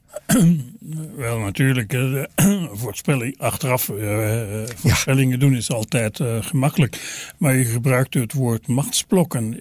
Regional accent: Belgium; wij als Belgen

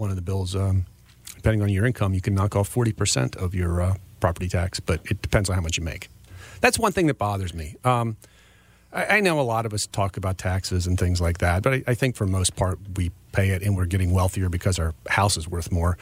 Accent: Frederick County, Maryland, United States; I was born and raised in Frederick County.

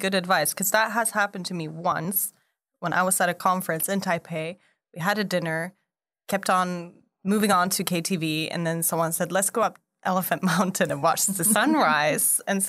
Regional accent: Sweden; now in Taiwan; I'm from Sweden originally, and on an island east of Sweden

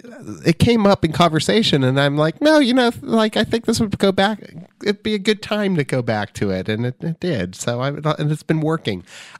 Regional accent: California, United States; I'm from Southern California and I went to high school there.

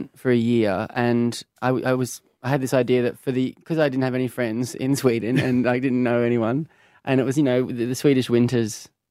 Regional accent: Brisbane, Queensland, Australia; I'm from Brisbane, so came up, born and raised in Brisbane, and came up in that really rich music scene there.

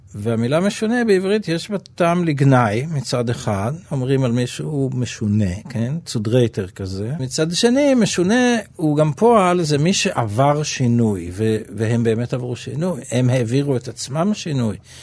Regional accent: Jerusalem, Jerusalem District, Israel; also born or lived in Nahalal; זה חלק מהחינוך שלי כילד, אה, שחלק ממנו אגב הוא מירושלים ולא לא, לא מנהלל

